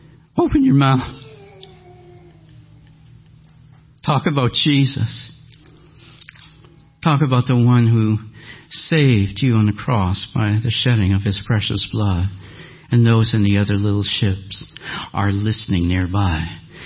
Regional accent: Canada; Excuse this as a Canadian

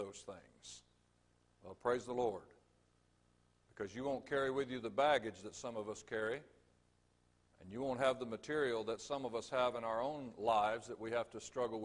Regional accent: Jacksonville, Florida, United States; also born or lived in Georgia; now in Orlando, United States; Originally, I'm from Jacksonville, Florida

